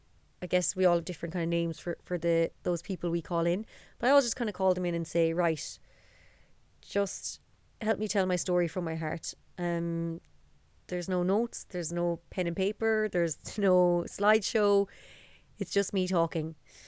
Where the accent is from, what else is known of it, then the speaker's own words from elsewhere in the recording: Dublin, Leinster, Ireland; And I guess that story starts in Dublin. So I was born in 1989 in the Coombe Hospital. And there my life began in Dublin with my mother Pauline, my father Maxie and my brother Marcus. And our family home was in Dundrum